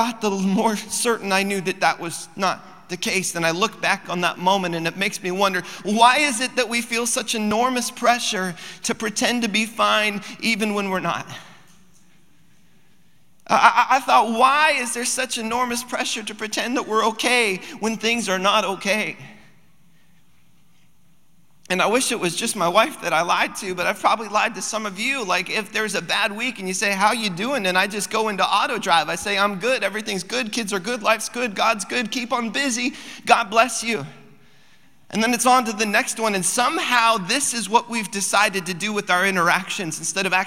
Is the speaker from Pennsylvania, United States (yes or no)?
no; Cordova, Alaska, United States; we decided to head back to Cordova, which is my hometown